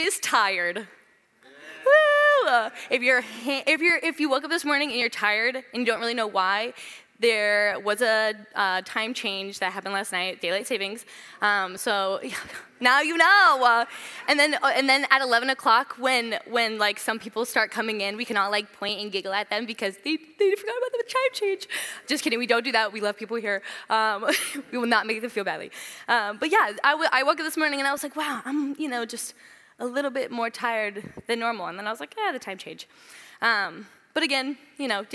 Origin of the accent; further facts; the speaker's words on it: Southern California, United States; moved away as an adult; I'm from Southern California, so I moved here about 5 years ago